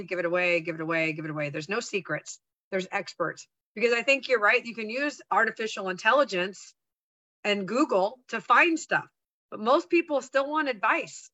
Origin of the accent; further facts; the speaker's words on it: San Francisco Bay Area, California, United States; I grew up in the San Francisco Bay Area